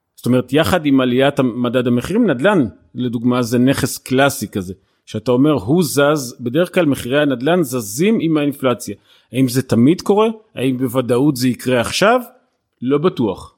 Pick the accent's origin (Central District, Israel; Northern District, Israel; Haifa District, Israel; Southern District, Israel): Southern District, Israel; Beersheba; אני באר שבעי, אני אוהב את באר שבע